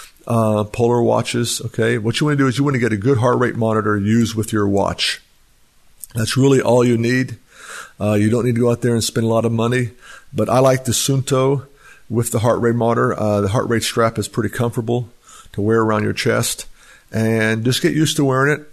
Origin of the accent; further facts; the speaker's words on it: United States; I was raised in Texas, Oklahoma area